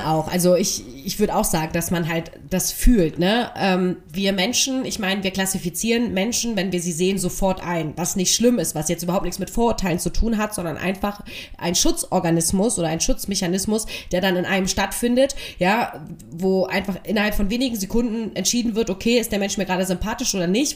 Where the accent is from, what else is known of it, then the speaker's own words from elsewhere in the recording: Berlin, Germany; ich habe schon immer in Lichtenberg gewohnt, ich bin Ossi